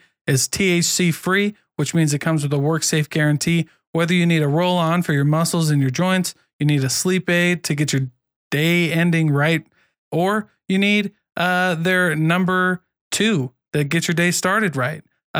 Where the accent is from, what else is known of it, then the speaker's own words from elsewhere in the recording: Iowa, United States; also born or lived in Southern Utah; now in Utah, United States; I'm from Iowa and I served an LDS mission in Southern Utah.